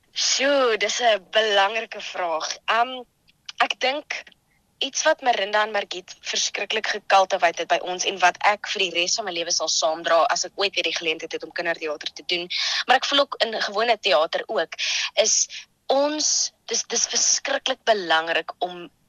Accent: Johannesburg, Gauteng, South Africa; moved away as an adult; also born or lived in Krugersdorp; now in Stellenbosch, South Africa; Ek kom eintlik van Johannesburg af. Ehm um, daar groot geword, uh, daar eh, skool gegaan in Kreeusdorp

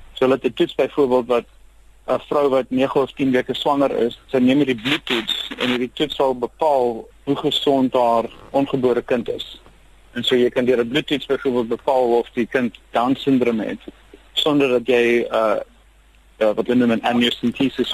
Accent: Cape Town, Western Cape, South Africa; first language Afrikaans; moved away as an adult; also born or lived in Pretoria; now in Silicon Valley, United States; ek uh, by die moederbond gebore is, net uh, so 'n kilometer of so van Hoftes af en omdat ek in Kaapstad groot geword

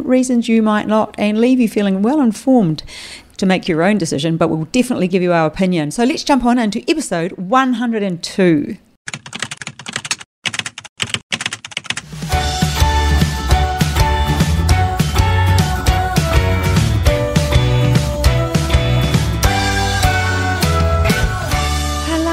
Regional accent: New Zealand; now in Australia; me being a New Zealander

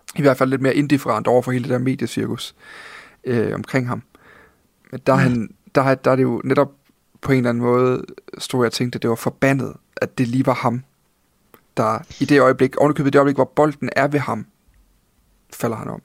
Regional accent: Funen, a little south of Odense, Southern Denmark, Denmark; jeg er født på Fyn. Lidt syd for Odense

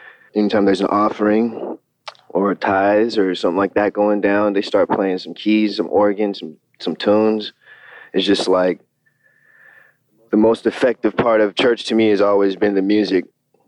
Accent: Fort Lewis, Washington, United States; also born or lived in Tucson, Arizona / Bad Kissingen, Germany / Oklahoma; I was born in Tucson, Arizona, and then my father got stationed in Germany, and I moved to this little spot called Bad Kissing in Germany and lived there for about 4.5 years. And then we moved to Oklahoma, and then we moved to Fort Lewis, Washington

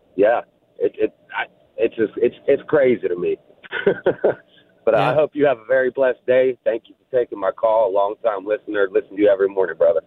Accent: Aliquippa, Pennsylvania, United States; now in Pittsburgh, United States; Just living in Pittsburgh, well, I'm from Aliquippa, but still right outside of Pittsburgh.

